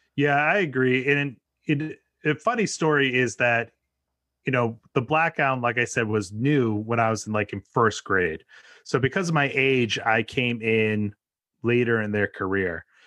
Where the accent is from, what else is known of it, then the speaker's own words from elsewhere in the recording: New England, United States; now in New York City area, United States; I'm born and raised in New England, and now I live right outside New York City